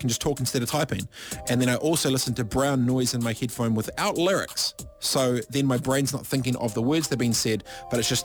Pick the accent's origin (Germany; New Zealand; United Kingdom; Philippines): New Zealand; Waipiro Bay, Gisborne; I'm proudly from Ngāti Porou, East Coast, Gisborne. Proudly from Waipiro Bay, a population of 26.